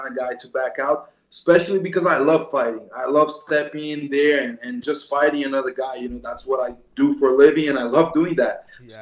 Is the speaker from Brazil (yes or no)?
yes; Brazil; also born or lived in New Jersey, United States; I lived in Brazil since I'm 6 years old. I was born in Jersey, but then moved with my mother to Brazil.